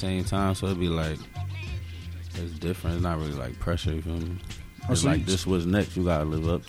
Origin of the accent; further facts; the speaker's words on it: Philadelphia, Pennsylvania, United States; I'm from North Philly.